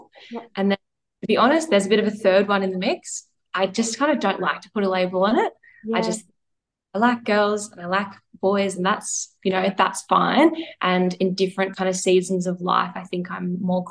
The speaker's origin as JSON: {"language": "English", "town": "Melbourne", "region": "Victoria", "country": "Australia", "moved": "as an adult", "lives_now": "Sydney, Australia", "said": "I am from Melbourne"}